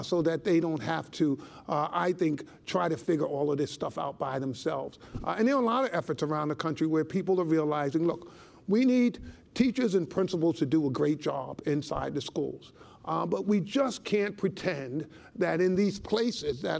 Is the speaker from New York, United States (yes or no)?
yes; New York City, New York, United States; growing up in the South Bronx